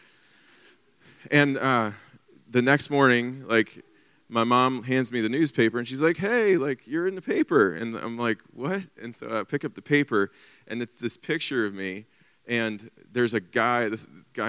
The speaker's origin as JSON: {"language": "English", "town": "Covington", "country": "United States", "said": "I'm from Covington, so just down the street"}